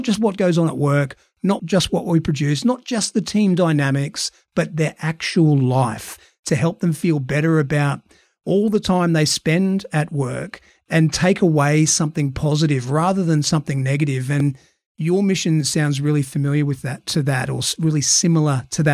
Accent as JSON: {"language": "English", "country": "Australia", "accent": "Australian", "said": "my awful Australian accent."}